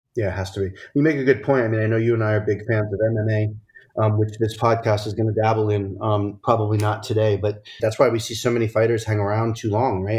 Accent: outside of Providence, Rhode Island, United States; I grew up outside of Providence, Rhode Island

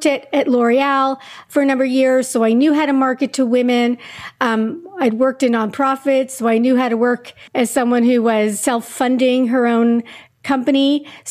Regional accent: Montreal, Quebec, Canada; moved away as an adult; now in New York, United States; I grew up in Montreal, Canada. I moved to the States in 93 after graduating.

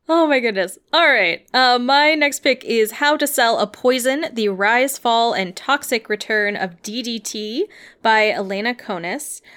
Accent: United States; as like an American

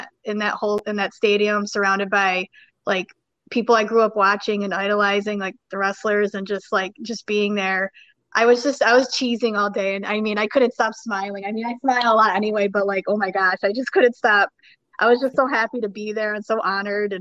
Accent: Schenectady, New York, United States; hometown, you know, I'm from Schenectady, New York

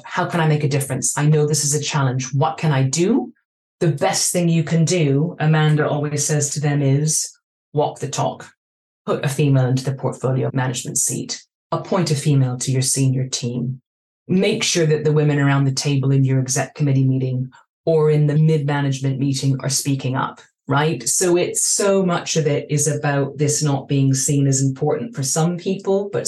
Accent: Vancouver, British Columbia, Canada; moved away as an adult; also born or lived in Hong Kong; now in London, United Kingdom; I grew up in Vancouver

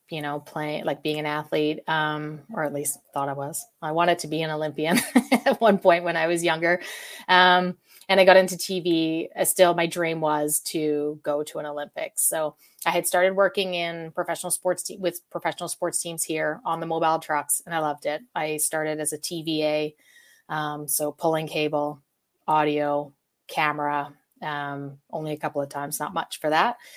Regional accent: Calgary, Alberta, Canada; I'm from Calgary, Canada

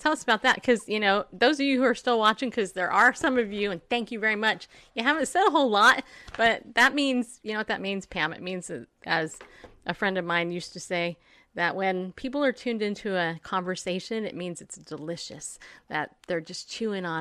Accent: the South, United States; also born or lived in Massena, New York; I grew up in the south, but I was born in the north.

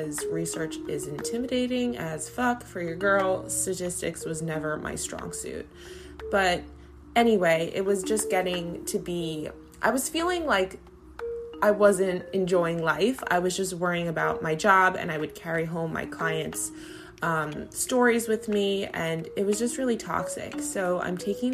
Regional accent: New York, United States; I'm from New York

